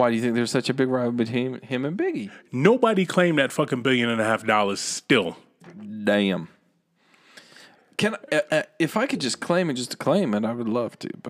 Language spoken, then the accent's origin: English; New Jersey, United States; Like, okay, I'm from East Coast, but I'm going to pretend that I'm West Coast.